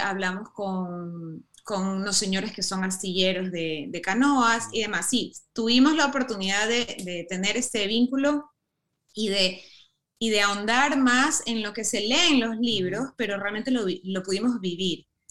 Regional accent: Ecuador; also born or lived in United States; tengo raíces europeas, pero he vivido toda mi vida en el Ecuador, me siento muy ecuatoriana

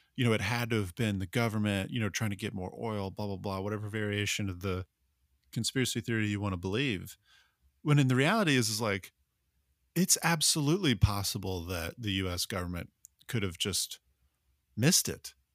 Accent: United States; as an American

